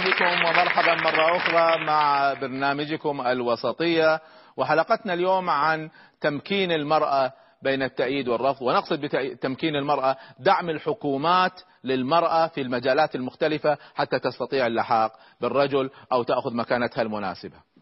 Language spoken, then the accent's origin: Arabic; Egypt; عندنا في مصر